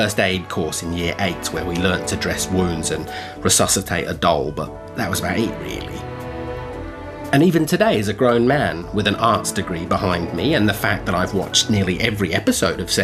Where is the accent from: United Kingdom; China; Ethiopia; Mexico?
United Kingdom; England; now in Australia; as an Englishman